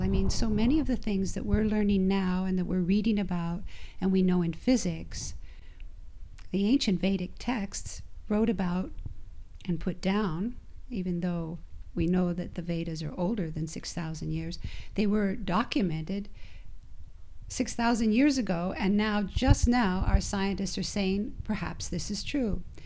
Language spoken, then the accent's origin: English; Idaho, United States; also born or lived in Utah; I'm from Idaho.